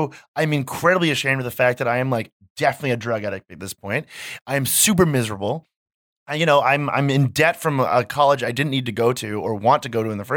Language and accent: English; Massachusetts, United States; I'm from Massachusetts, which is like one of the opioid crisis epicenters.